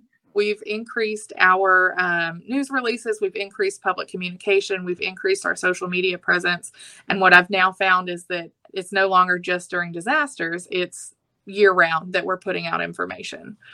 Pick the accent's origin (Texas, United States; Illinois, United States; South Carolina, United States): Texas, United States; Anahuac; also born or lived in Austin, Texas; I'm actually from Chambers County. I like to say that my family is one of the founding members of the county. We've been here since the 1700s. Um, I graduated from Anahuac High School